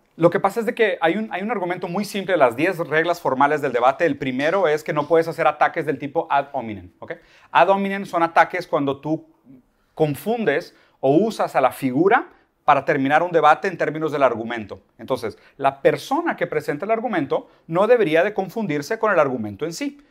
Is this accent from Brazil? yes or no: yes; Brazil; Spanish is a second language; soy brasileño